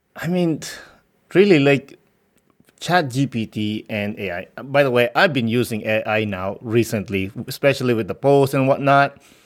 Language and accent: English; Philippines; growing up in the Philippines